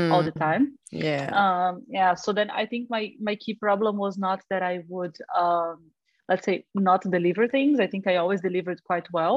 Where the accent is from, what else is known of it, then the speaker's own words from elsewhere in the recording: Rio de Janeiro, Brazil; moved away; I am originally from Brazil, from Rio.